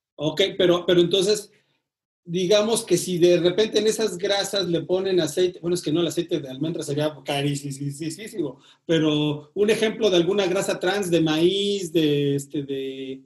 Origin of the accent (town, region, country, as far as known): Mexico